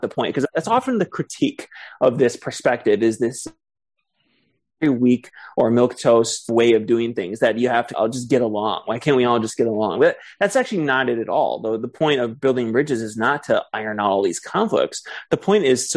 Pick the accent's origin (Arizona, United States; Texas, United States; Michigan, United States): Michigan, United States; Ann Arbor; Ann Arbor, the area I grew up in Michigan